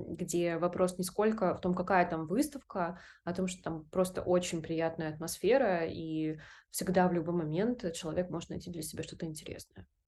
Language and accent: Russian; Vladivostok, Primorsky Krai, Russia; moved away as an adult; Я максимально пришлый варяг, выросший на Дальнем Востоке, а, России. Мой родной город — это Владивосток